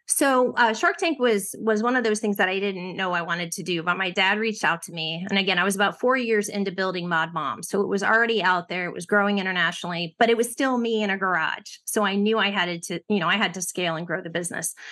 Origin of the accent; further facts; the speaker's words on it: Ohio, United States; I grew up in Ohio